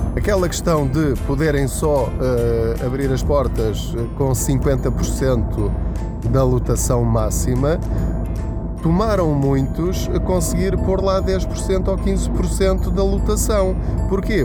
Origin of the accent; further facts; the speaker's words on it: Portugal; enquanto portugueses